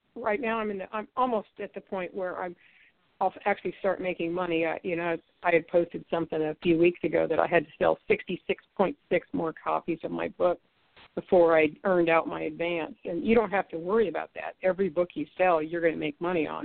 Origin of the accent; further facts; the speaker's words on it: Ohio, United States; I'm from Ohio